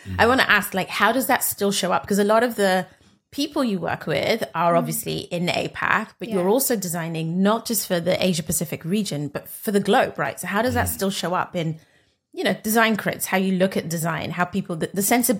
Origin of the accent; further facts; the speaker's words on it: Nigeria; but I'm Nigerian.